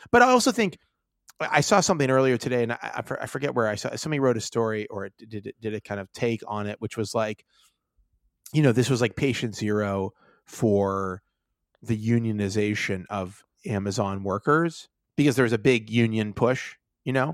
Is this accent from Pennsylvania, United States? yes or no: yes; Pittsburgh, Pennsylvania, United States; I'm from Pittsburgh where, where, you know, there were massive fucking steel mills